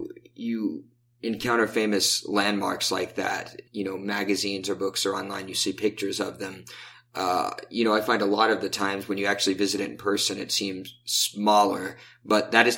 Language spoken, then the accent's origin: English; Little Rock, Arkansas, United States; All right. Well, I am originally from Little Rock, Arkansas, though you may be fooled by my accent or perhaps lack thereof.